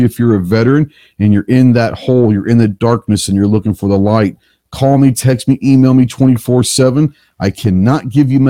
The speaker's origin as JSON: {"language": "English", "region": "Texas", "country": "United States", "said": "I'm from Texas"}